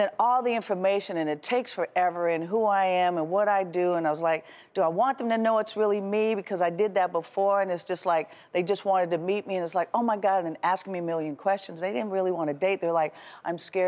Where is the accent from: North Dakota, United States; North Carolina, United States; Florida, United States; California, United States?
California, United States; Oakland; growing up in the Bay Area, in Oakland, San Francisco, it's just like everyone was from there